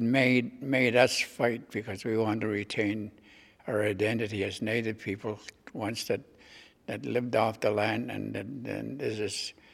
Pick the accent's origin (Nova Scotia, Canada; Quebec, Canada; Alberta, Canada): Quebec, Canada; Chisasibi; I'm from Chesapeake.